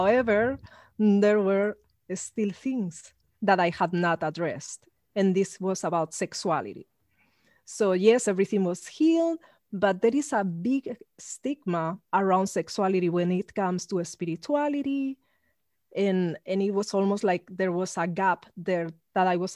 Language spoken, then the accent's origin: English; Spain; moved away; I grew up in Spain